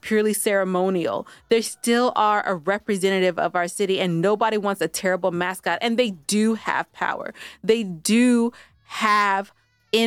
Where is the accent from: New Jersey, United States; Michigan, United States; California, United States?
California, United States; I am from California, West Side till